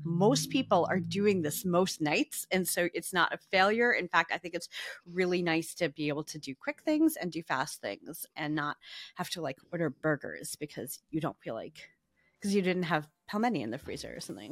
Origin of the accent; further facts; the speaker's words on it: New Jersey, United States; now in New York, United States; where I grew up in New Jersey.